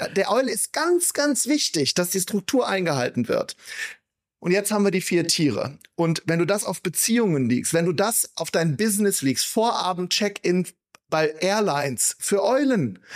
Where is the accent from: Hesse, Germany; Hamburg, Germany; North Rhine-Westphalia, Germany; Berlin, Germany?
North Rhine-Westphalia, Germany; Wuppertal; Ich komme aus Wuppertal